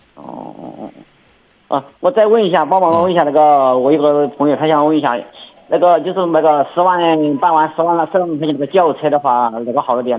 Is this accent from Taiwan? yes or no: no; Sichuan, China; now in Zibo, China; 在我们老家，我们四川那边哦，呃，包括秋林啊，我们那边的路要小车一点，油管又多